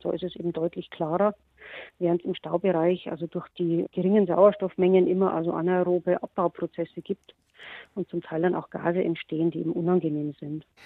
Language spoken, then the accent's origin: German; Bavaria, Germany; bei uns in Bayern